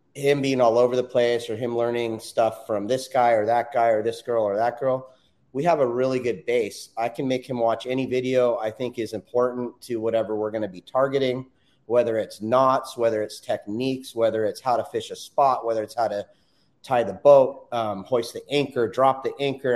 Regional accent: Southern California, United States; I'm born and raised in Southern California

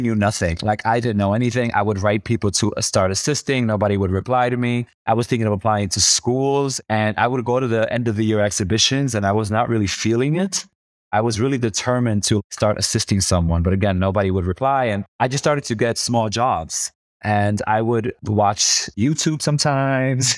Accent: New York City, New York, United States; moved away; I grew up in New York City, and I grew up in the hood

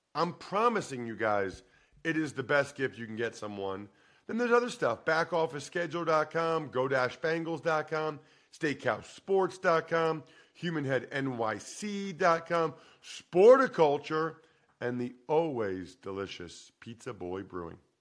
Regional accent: Wyoming, Pennsylvania, United States; I'm from Eastern Pennsylvania, and like uh, I don't know if you know Alex Anzalone, linebacker for the Lions. He's from my hometown of Wyoming

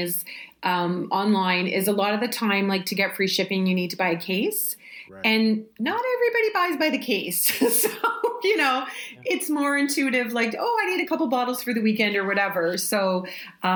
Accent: Canada; We're Canadian

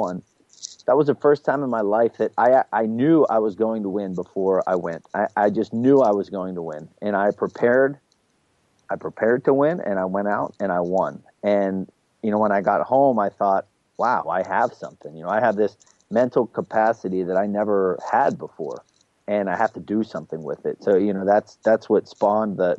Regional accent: Hollidaysburg, Pennsylvania, United States; I got a job teaching Spanish and coaching wrestling in my hometown of Hollidaysburg, Pennsylvania

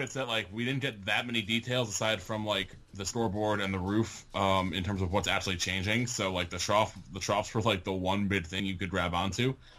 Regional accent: Connecticut, United States; as a Connecticuter.

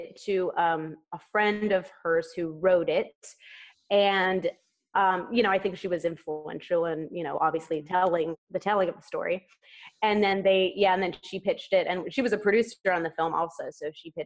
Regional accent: Clearwater, Florida, United States; where I grew up in Clearwater

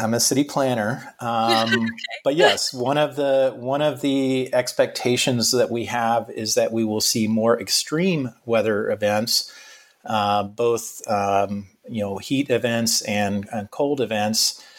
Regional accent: Florida, United States; Back in my home state of Florida, we're obviously concerned about hurricanes.

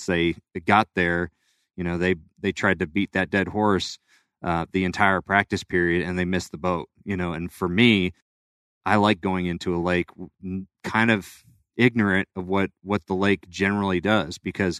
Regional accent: California, United States; also born or lived in Florida; I was born in Florida, but moved to California. That's where I grew up.

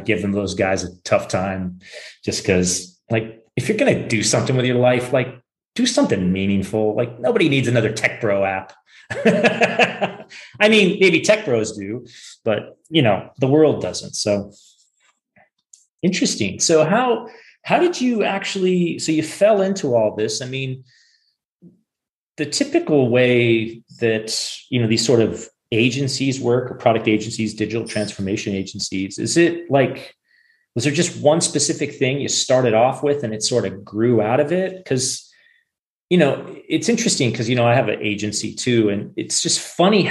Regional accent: Silicon Valley, California, United States; I grew up in Silicon Valley too.

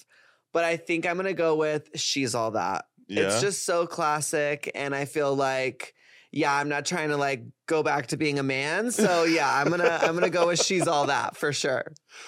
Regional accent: Texas, United States; I am from Texas after all

